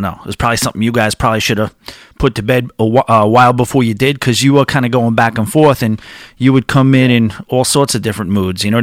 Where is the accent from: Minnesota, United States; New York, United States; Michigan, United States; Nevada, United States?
New York, United States; New York area, United States; I'm from the New York area